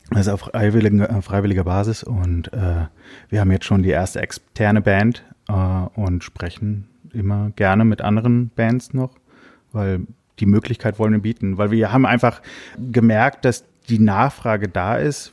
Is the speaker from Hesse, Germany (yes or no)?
yes; Giessen, Hesse, Germany; moved away; ich habe selber damals in der Heimat in Gießen, ich komme aus Gießen in Hessen